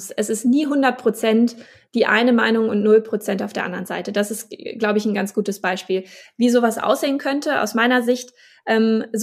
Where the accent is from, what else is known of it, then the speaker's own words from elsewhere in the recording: Schleswig-Holstein, Germany; Ich komme aus Schleswig-Holstein. Wir haben hier einen großen ähm, Marineschiffbau